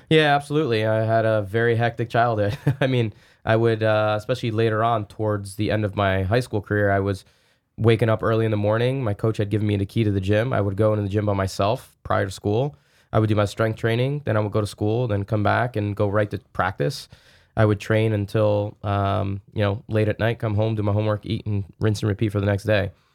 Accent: New Jersey, United States; I grew up in New Jersey, uh, not that far away from the city

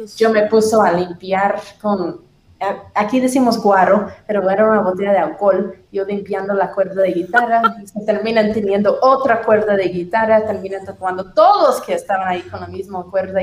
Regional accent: Tennessee, United States; Spanish is a second language; moved away as an adult; now in Guatemala City, Guatemala; Sureña, soy de Tennessee.

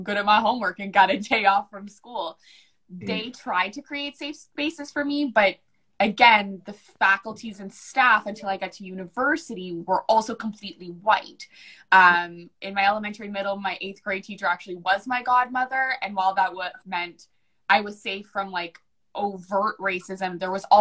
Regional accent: New Brunswick, Canada; born or raised there; first language English

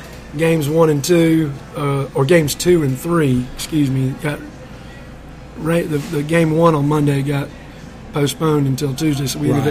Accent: Greenwood, South Carolina, United States; also born or lived in Arkansas / Florence, South Carolina; I grew up in Greenwood most of my life. Went to Lakeview, East End, Emerald. I was actually born in Arkansas, but moved here as a youngster. And fell in love with Greenwood almost immediately, I'd say.

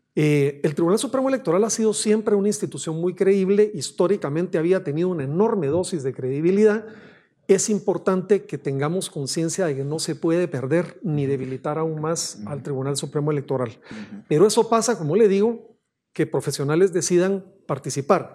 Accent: Guatemala; nosotros nos corresponde como guatemaltecos

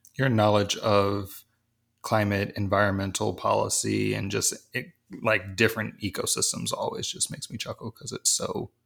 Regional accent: East Coast, United States; I'm from the East Coast

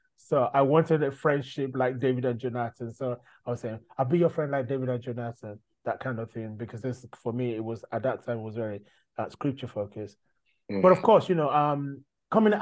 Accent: Nigeria; now in United Kingdom; growing up in Nigeria as an African

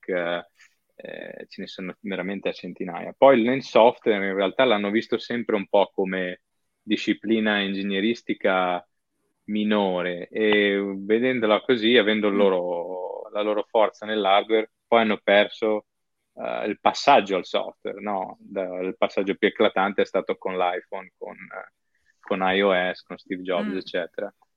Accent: Padua, Veneto, Italy; moved away as an adult; also born or lived in Venice / Milan / Rotterdam / London; now in Tokyo, Japan; sono di Padova, quindi sono italiano doc 100%, sono nato e cresciuto a Padova

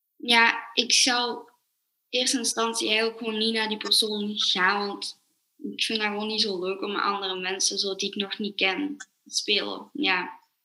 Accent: Belgium; ik ben 12 jaar en ik kom uit België.

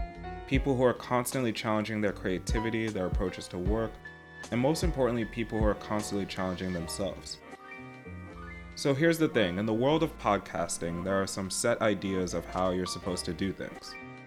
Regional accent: New York City, New York, United States; also born or lived in London; I grew up here in New York and also in London, and because of that I've gotten to know a lot of Ukrainian people

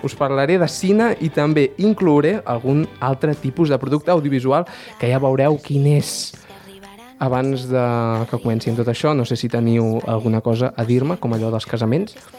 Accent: Baix Montseny, Catalonia, Spain; sóc un patriota del Baix Montseny

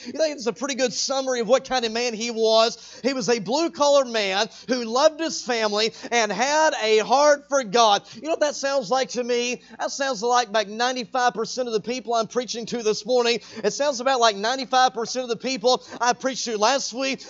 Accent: Texas, United States; moved away as an adult; now in Arkansas, United States; I was born and raised in Texas

